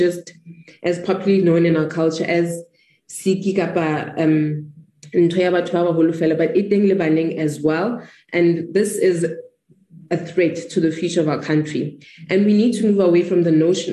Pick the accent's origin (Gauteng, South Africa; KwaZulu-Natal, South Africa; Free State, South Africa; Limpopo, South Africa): Free State, South Africa; I hail from the Free State